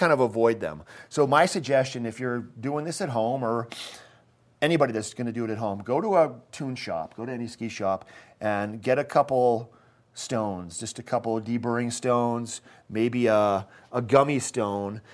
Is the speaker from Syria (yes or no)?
no; Maine, United States; now in Eagle County, United States; I'm, I'm from Maine, and I grew up eating the Maine